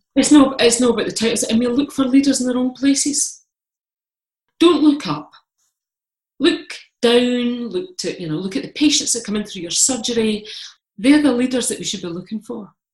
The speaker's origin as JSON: {"language": "English", "region": "Scotland", "country": "United Kingdom", "said": "I'm Scottish. I'm Calvinist."}